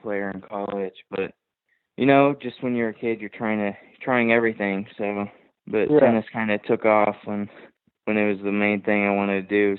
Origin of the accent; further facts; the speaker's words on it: Ohio, United States; also born or lived in Miami, Florida; I was born in Miami, moved to Ohio